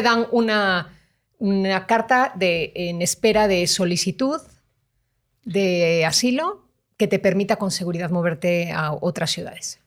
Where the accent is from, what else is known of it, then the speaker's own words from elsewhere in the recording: Mexico; nos distingue como mexicanos